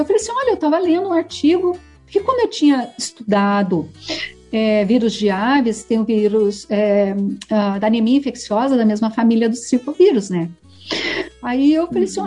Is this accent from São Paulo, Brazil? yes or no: no; Varginha, Minas Gerais, Brazil; moved away; eu nasci ah, em Minas Gerais, no sul de Minas, em Varginha. Aí, meus pais moravam no, na fazenda